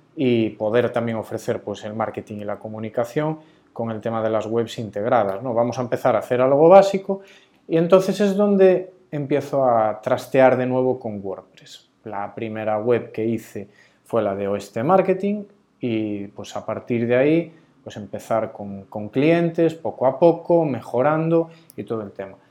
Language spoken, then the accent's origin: Spanish; Galicia, Spain; also born or lived in Ourense; qué bonita es nuestra Galicia